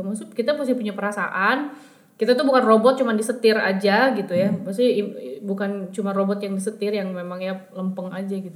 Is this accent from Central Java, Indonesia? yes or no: no; Bandung, West Java, Indonesia; kita anak Bandung